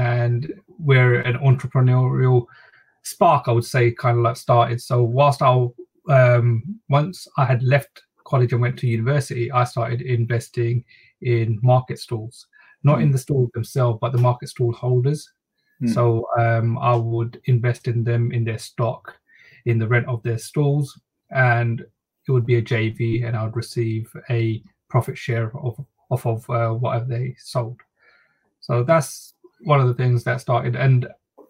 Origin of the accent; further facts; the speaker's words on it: London, United Kingdom; also born or lived in Bangladesh; So we moved to East London, and that's where I've been brought up, and that's where I've lived most of my life.